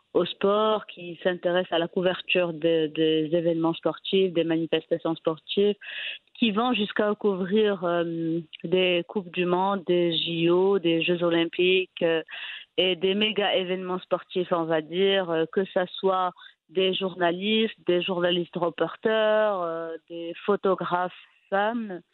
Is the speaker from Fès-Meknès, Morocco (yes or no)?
yes; Fez, Fès-Meknès, Morocco; also born or lived in Rabat; je suis originaire de la ville de Fès, donc à l'âge de 17 ans, 18 ans déjà, j'étais rédactrice pour le, site web du club